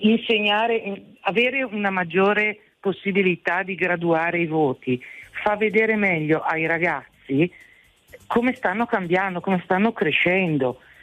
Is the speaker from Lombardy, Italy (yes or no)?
yes; Bergamo, Lombardy, Italy; io sono di Bergamo